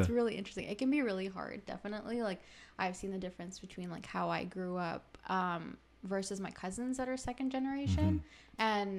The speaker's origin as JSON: {"language": "English", "country": "Pakistan", "also_born_or_lived": "Saudi Arabia", "said": "We, like my parents are still Pakistani, and I was still Pakistani, even though I was born in Saudi Arabia."}